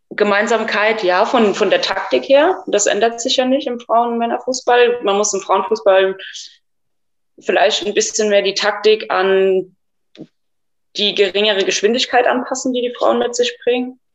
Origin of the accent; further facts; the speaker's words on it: Germany; bei uns in Deutschland